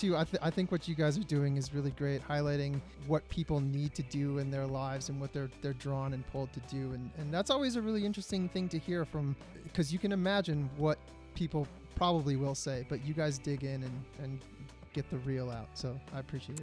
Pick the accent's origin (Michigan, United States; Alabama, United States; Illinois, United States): Michigan, United States; Grosse Pointe; moved away; also born or lived in Detroit; I was born in Grosse Pointe. I think I was born in Bonsecours, but I lived in the city for four years